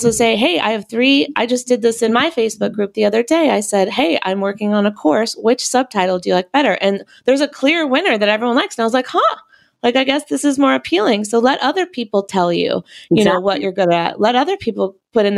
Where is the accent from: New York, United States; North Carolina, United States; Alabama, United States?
North Carolina, United States; We're both from North Carolina